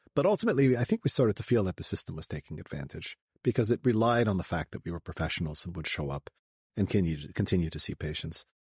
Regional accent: Canada; I grew up in uh, Canada. I was a Canadian kid

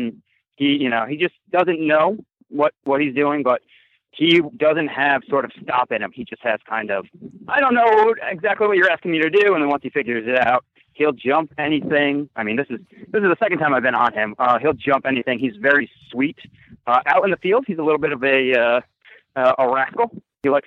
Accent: Narragansett, Rhode Island, United States; moved away as an adult; also born or lived in Minnesota / upstate New York; now in Maryland, United States; I am originally from Narragansett, Rhode Island.

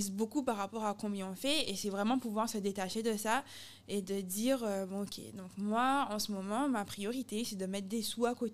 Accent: Guadeloupe; moved away; also born or lived in Italy; j'aime beaucoup les Guadeloupéens, je suis guadeloupéenne

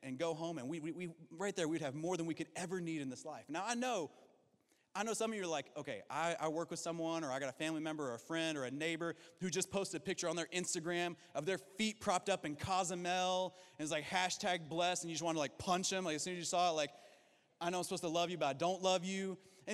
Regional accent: Kentucky, United States; I'm from Kentucky

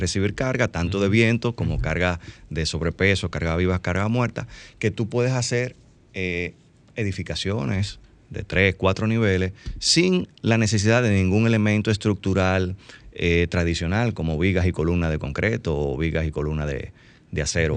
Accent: Dominican Republic; somos dominicanos y sabemos cómo se manejan las cosas aquí en las obras

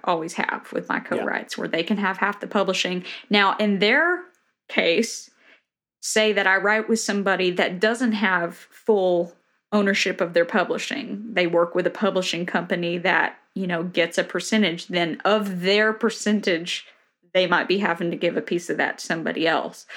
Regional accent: Tennessee, United States; moved away as an adult; also born or lived in Boston; now in Nashville, United States; the town I grew up in in Tennessee literally has 900 people

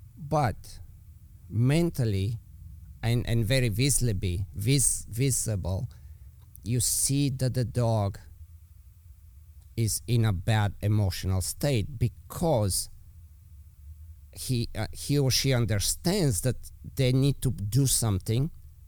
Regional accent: Bulgaria; accent: Eastern European; English is a second language; moved away; I'm obviously with my accent, you know, I'm from Eastern Europe. So let's say we go back to Bulgaria

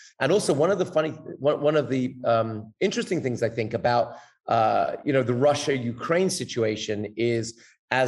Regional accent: England, United Kingdom; also born or lived in Israel / Los Angeles, United States; now in San Jose del Cabo, Mexico; when I was growing up in England, so I was sort of under the auspices of my parents

